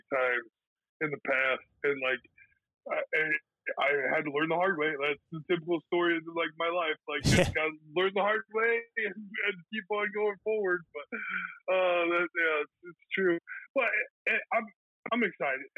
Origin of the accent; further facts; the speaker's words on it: Galva, United States; moved away as an adult; now in Florida, United States; we had 391 inches of snow in my hometown. And my dad, actually, we plow all the streets of Galva